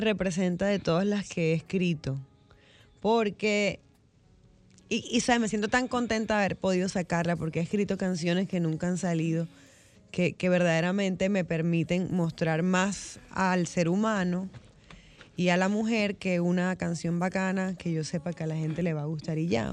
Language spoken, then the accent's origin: Spanish; Barranquilla, Atlántico, Colombia; moved away as an adult; now in Dominican Republic; es mi ciudad donde yo nací